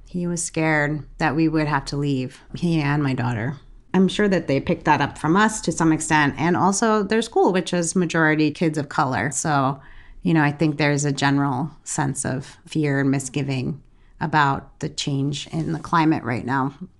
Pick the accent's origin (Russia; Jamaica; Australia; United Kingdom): Jamaica; moved away; I grew up in Jamaica